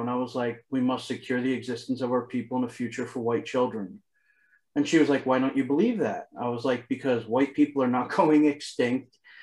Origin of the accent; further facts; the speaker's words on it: Philadelphia, Pennsylvania, United States; I grew up in Philadelphia, it's very multicultural here